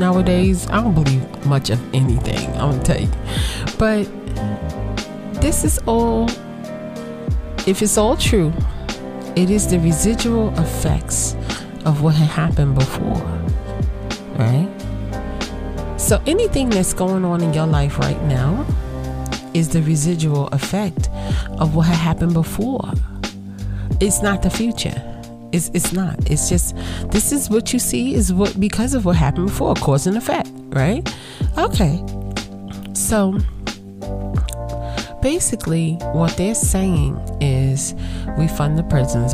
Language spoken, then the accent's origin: English; New York City, New York, United States; growing up in Brooklyn, I saw Brooklyn change over a summer.